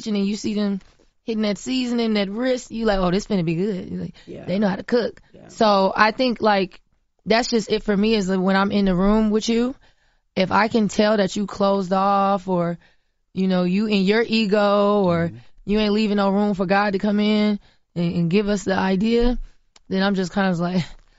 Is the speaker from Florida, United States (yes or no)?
yes; Florida, United States; I'm from Florida, from the South, grew up on a farm. I know what that feel like and what that look like.